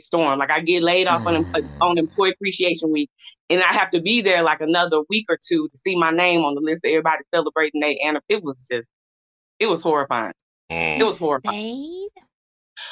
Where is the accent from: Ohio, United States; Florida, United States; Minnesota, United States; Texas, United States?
Texas, United States; Dallas; I'm from Dallas. I live in Dallas.